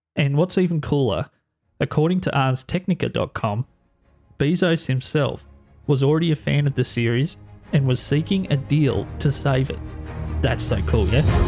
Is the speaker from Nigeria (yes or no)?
no; Australia; my home country of Australia